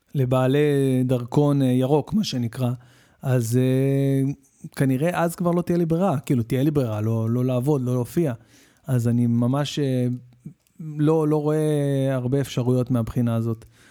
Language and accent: Hebrew; Israel; אנחנו ישראלים